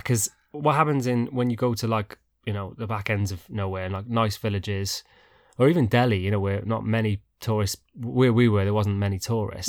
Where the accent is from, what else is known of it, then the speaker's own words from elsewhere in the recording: United Kingdom; we're so British